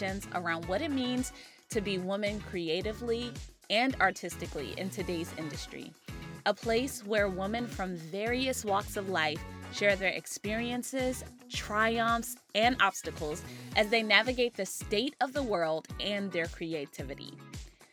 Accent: Maryland, United States; I've been doing an event which started in my hometown, Maryland

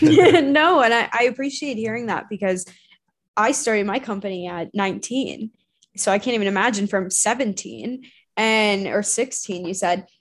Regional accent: Arizona, United States; i grew up in arizona

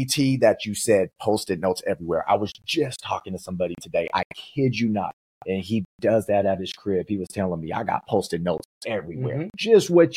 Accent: Oregon, United States; I'm from Oregon

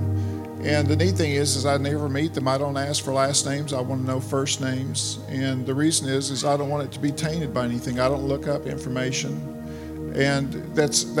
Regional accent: Arkansas, United States; moved away; also born or lived in Lenexa, Kansas; originally from Arkansas

